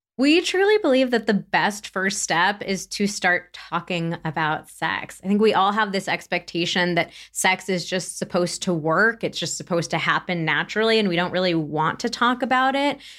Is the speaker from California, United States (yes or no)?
yes; Santa Barbara, California, United States; moved away; also born or lived in San Francisco; I am thirty-nine and from Santa Barbara, California, which we just moved back to last year